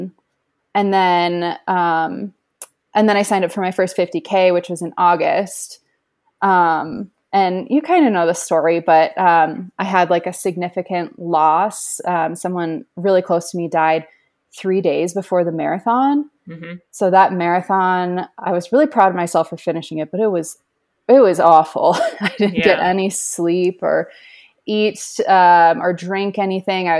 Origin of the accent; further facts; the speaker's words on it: Minnesota, United States; moved away; I'm from Minnesota originally